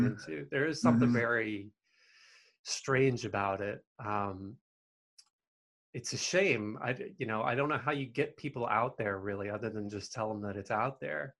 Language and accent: English; the South, United States; I grew up in the South.